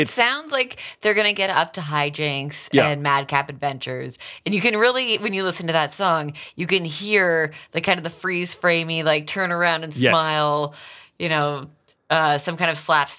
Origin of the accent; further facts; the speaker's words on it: Toronto, Ontario, Canada; I was from Toronto.